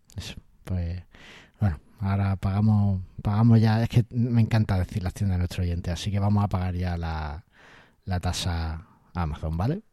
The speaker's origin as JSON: {"language": "Spanish", "region": "Ceuta", "country": "Spain", "said": "soy de Ceuta"}